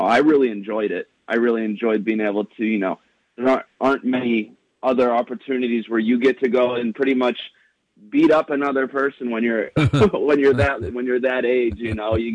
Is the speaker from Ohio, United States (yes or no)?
yes; Madison, Ohio, United States; I graduated from my hometown of Madison